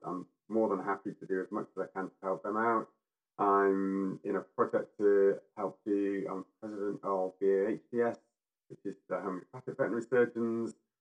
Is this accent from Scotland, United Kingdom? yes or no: no; Yorkshire and the Humber, United Kingdom; I'm from Yorkshire